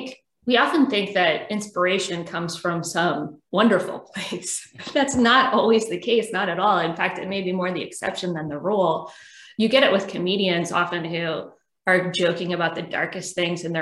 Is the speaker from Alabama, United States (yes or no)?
no; Richmond, Virginia, United States; also born or lived in Auckland, New Zealand; I'm from Richmond too